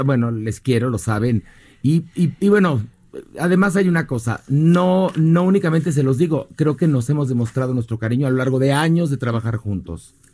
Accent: Mexico; todos somos mexicanos

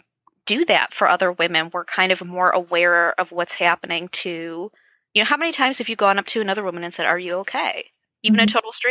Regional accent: Wisconsin, United States; I'm from Wisconsin

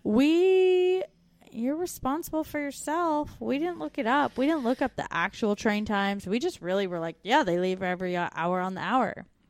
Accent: Canada; moved away as an adult

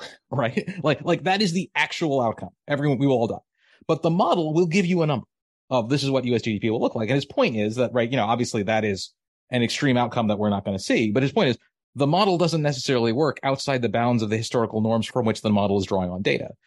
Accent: Maryland, United States; moved away as an adult; now in Massachusetts, United States; I grew up in Maryland. It was my home. Now I'm in Massachusetts

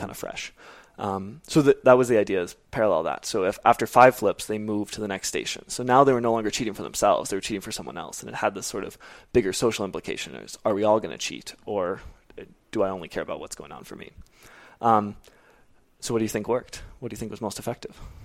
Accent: Arizona, United States; moved away as an adult; also born or lived in Kenya; now in Nairobi, Kenya; I am from Arizona, born and raised

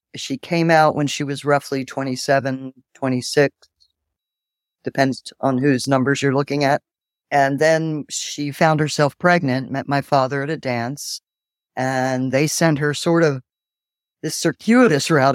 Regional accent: Philadelphia, Pennsylvania, United States; moved away as an adult; also born or lived in Cork, Ireland; I was, um, sent to a couple in Philadelphia and spent most of my, well, growing up until I was about twenty-three, living there, going to school there.

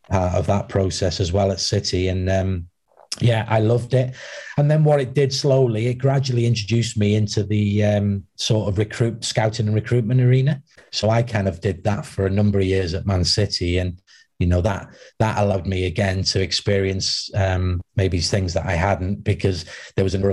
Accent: Wales, United Kingdom; obviously, being Welsh was a big thing as well for me

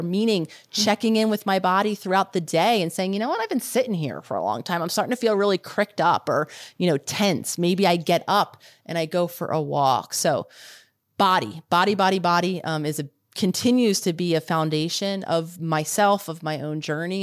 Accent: Philadelphia, Pennsylvania, United States; I was living in the city that I decided to live in, which was Philadelphia, my hometown.

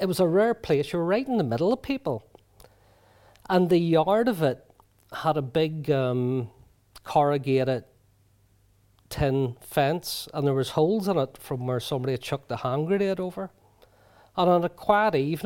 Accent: Belfast, Northern Ireland, United Kingdom; growing up in Ballysillan, which where paramilitaries are very strong

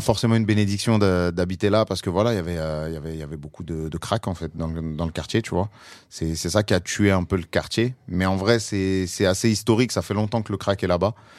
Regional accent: Paris, Île-de-France, France; je suis parisien, j'ai beaucoup voyagé aussi, mais euh, je suis toujours pas loin de, ma ville natale

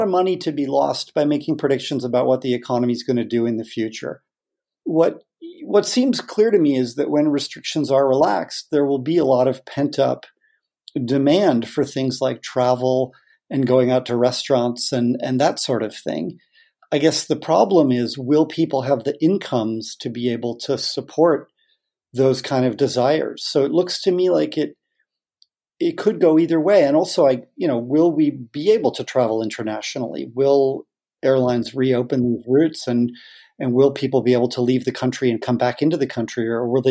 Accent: United States; accent: American; moved away as an adult; now in Australia; given my American accent, which is that I have lived in Australia for 22 years

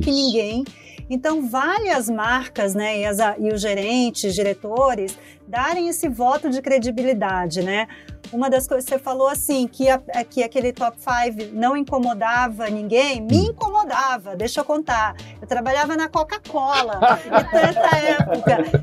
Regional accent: Acre, Brazil; now in São Paulo, Brazil; a minha infância né, e a minha juventude no Acre

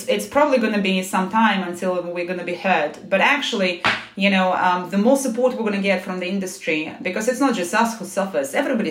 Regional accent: Moscow, Russia; moved away as an adult; also born or lived in United States; now in London, United Kingdom; I was born in Moscow

